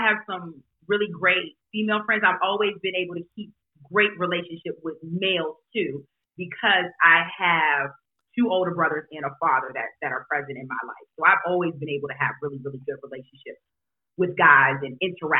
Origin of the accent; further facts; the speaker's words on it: Virginia Beach, Virginia, United States; moved away as an adult; also born or lived in New Orleans, Louisiana; now in Charlotte, United States; I was born in New Orleans because I'm a military baby and grew up in Virginia Beach.